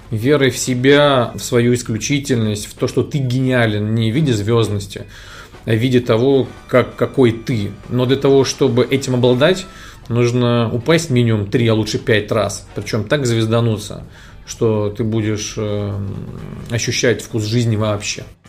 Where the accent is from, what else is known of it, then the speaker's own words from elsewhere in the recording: Moscow, Russia; Я родился в Москве